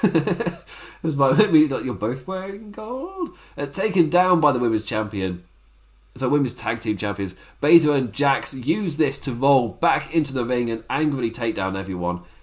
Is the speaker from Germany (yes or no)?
no; England, United Kingdom; as an Englishman